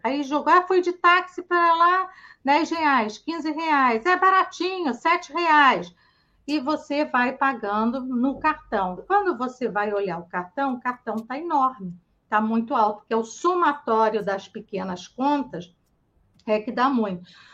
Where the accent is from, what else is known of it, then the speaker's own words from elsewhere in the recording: Brazil; a gente é brasileiro